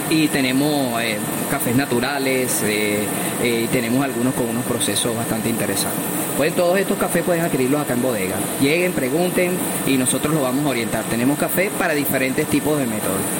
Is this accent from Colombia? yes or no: no; Venezuela; el, tema de convivencia como, como venezolano en los salones ha mejorado un poco